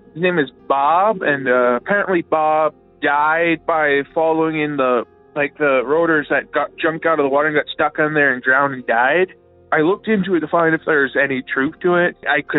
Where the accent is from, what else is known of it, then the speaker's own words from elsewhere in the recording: Estevan, Saskatchewan, Canada; I'm from Estevan, Saskatchewan, Canada.